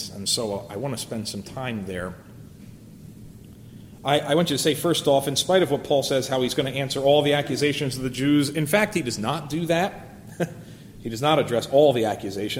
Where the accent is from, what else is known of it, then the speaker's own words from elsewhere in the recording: United States; as an American